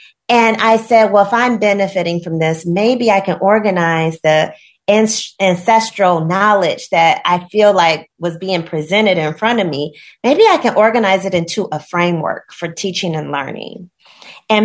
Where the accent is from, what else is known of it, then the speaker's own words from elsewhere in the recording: Gary, Indiana, United States; growing up in Gary, Indiana, I went to schools that mostly had Black children